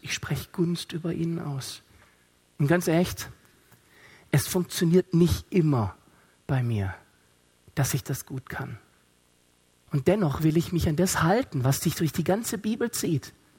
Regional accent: Stuttgart, Baden-Württemberg, Germany; ich komme aus Stuttgart

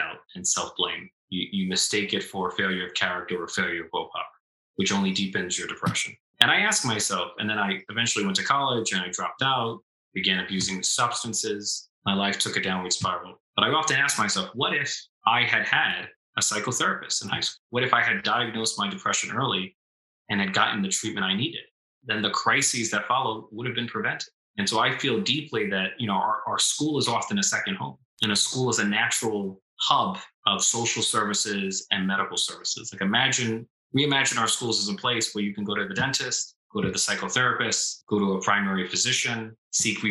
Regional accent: New York City, New York, United States; when I was young, I grew up near the Cross Bronx Expressway

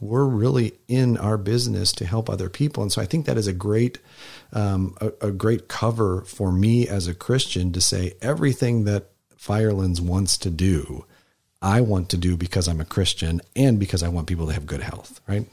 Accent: Wisconsin, United States; also born or lived in Texas; I spent the majority of my growing up life, uh, in Wisconsin

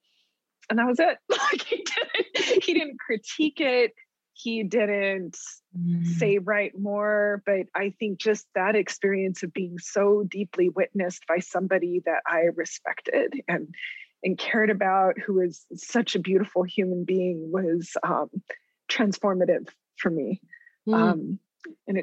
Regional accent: Deming, New Mexico, United States; moved away as an adult; I was there from Deming

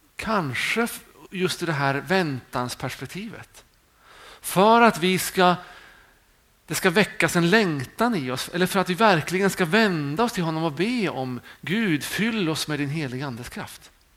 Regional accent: Sweden; vi är många svenskar

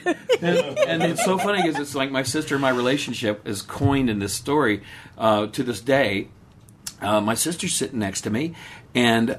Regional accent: Texas, United States; I'm from Texas

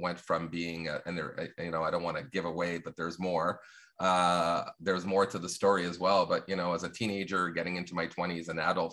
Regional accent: Longueuil, Quebec, Canada; my own experience growing up in the South Shore of Montreal and Longueuil

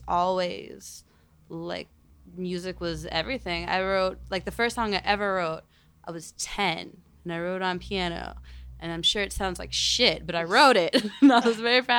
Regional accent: Pittsburgh, Pennsylvania, United States; now in Chicago, United States; I'm from Pittsburgh, the coolest place in the world

